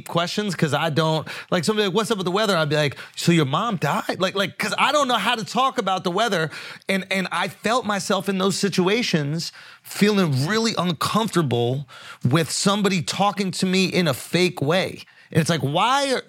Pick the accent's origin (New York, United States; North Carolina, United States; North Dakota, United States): New York, United States; New York City; I grew up in the East Village